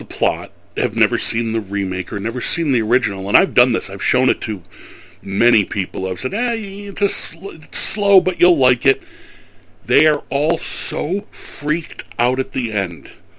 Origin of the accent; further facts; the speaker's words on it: Tonawanda, New York, United States; you know, I'm from Native territory. I mean, you know, I grew up in the Tonawandas, and I'm right near Cheektowaga and Seneca, and, you know, I'm on native land